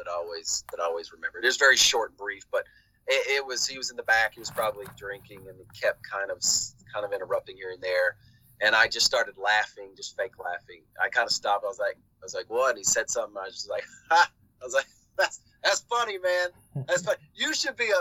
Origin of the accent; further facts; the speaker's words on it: Georgia, United States; moved away as an adult; also born or lived in New York City, United States; I'm originally from Georgia and moved to New York